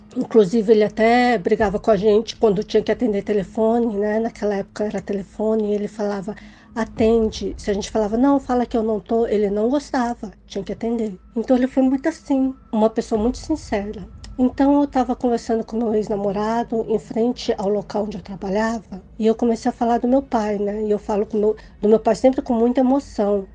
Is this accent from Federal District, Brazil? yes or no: yes; Brasília, Federal District, Brazil; eu sou de Brasília, DF